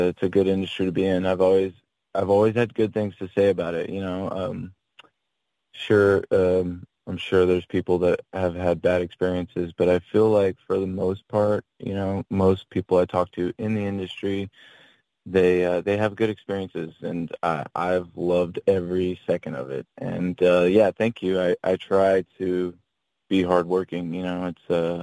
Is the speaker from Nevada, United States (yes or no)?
yes; Henderson, Nevada, United States; there's a suburb called Henderson that I grew up